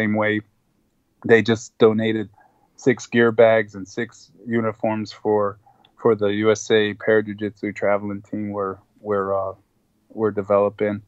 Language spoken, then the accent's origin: English; El Salvador; first language Spanish; English is a second language; moved away; when I was 6 months old, we went to El Salvador, so Spanish was actually my first language